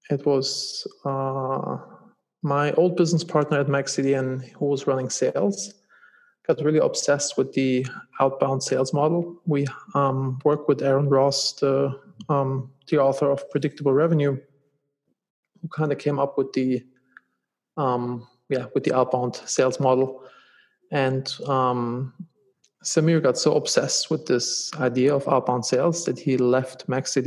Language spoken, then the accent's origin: English; Germany; moved away as an adult; also born or lived in Los Angeles; now in United States; I'm originally from Germany.